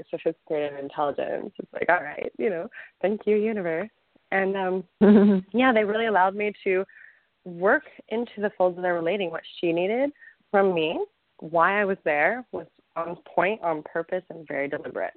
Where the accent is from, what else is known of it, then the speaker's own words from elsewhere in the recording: Texas, United States; I'm Texan